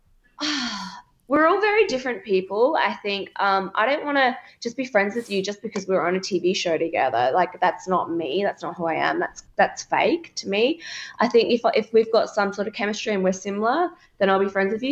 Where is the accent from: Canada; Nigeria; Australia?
Australia; Adelaide, South Australia; we're both from Adelaide